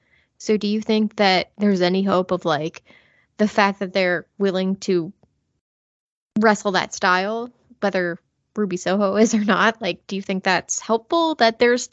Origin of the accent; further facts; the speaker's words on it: Germany; I know nothing of my heritage. I just know I'm from Germany.